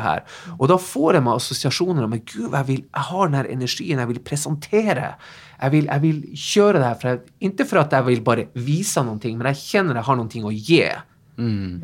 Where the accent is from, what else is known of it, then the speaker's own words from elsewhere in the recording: Tromsø, Troms, Norway; Swedish is a second language; moved away as an adult; now in Sweden; Ja, jag är ju eh, norsk egentligen. Jag flyttade till Sverige i 97, så jag har bott här några år. Jag är från Tromsö i Nordnorge